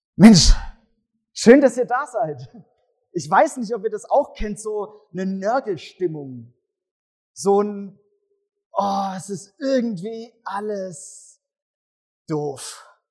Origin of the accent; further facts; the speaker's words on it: Swabia, Germany; ich komme ja aus dem Schwabenland und da heißt es Bruttler.